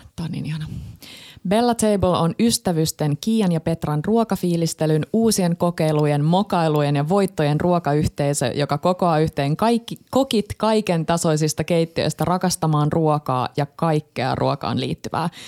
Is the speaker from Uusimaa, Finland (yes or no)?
no; Tampere, Pirkanmaa, Finland; mä oon Tampereelta